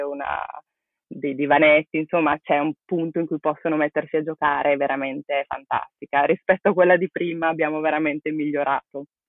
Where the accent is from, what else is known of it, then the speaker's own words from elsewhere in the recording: Brescia, Lombardy, Italy; moved away as an adult; also born or lived in Barcelona; sono originaria di Brescia